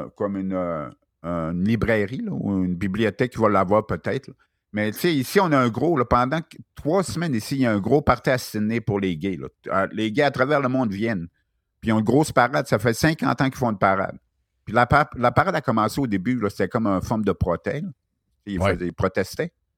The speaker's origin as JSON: {"language": "French", "town": "Chicoutimi", "region": "Quebec", "country": "Canada", "tie": "born or raised there", "moved": "as an adult", "lives_now": "Australia", "said": "je viens de Chicoutimi"}